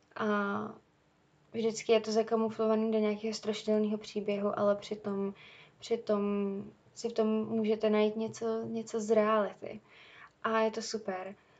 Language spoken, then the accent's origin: Czech; Czechia; u nás v Čechách